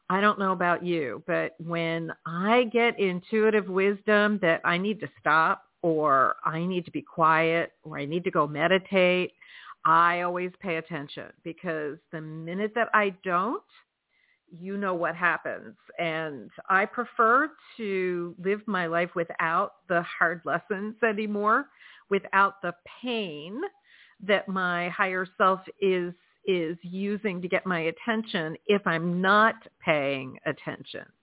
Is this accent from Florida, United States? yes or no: yes; Florida, United States; also born or lived in New England; So I hail from South Florida, and it is chilly down here tonight.